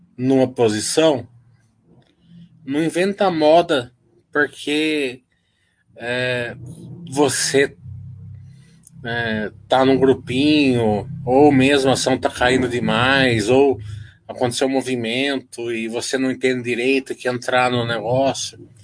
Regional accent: Brazil

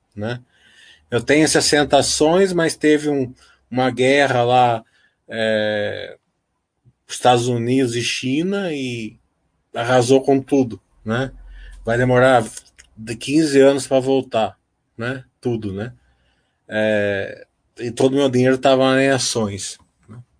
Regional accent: Brazil

